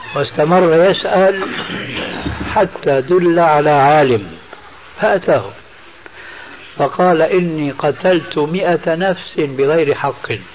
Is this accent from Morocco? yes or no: no; Syria; عندنا في سوريا